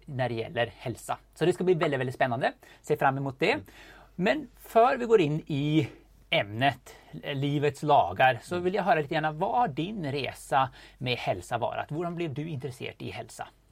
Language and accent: Swedish; Sweden; vi kommer båda från Sverige